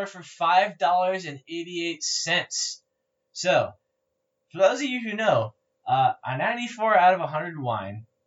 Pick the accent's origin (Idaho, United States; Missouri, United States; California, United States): California, United States; we're from California